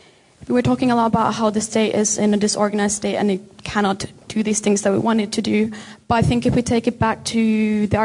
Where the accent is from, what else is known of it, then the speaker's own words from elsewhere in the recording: Finland; moved away; I come from Finland